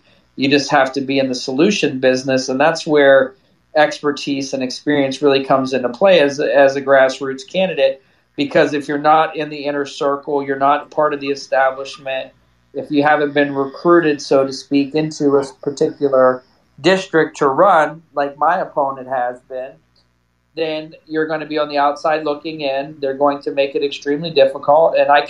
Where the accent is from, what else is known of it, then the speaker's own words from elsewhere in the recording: Fort Benning, Georgia, United States; born there; I was born in Fort Benning. My whole family served.